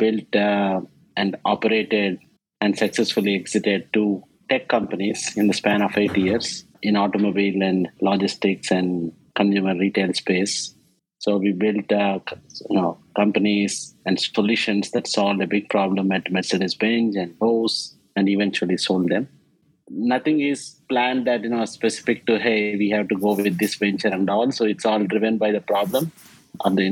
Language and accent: English; India; English is a second language; moved away as an adult; now in New York, United States; I came from India, a small village in India where an education is a real privilege and English is a third language